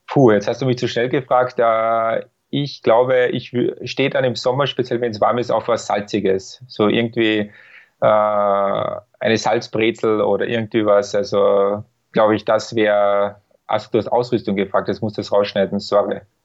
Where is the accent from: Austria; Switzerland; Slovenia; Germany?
Austria; bei uns in Österreich